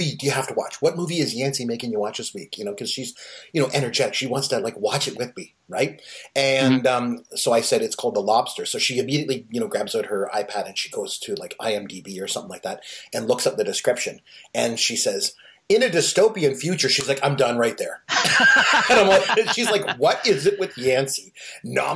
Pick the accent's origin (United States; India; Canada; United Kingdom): Canada; I am Canadian.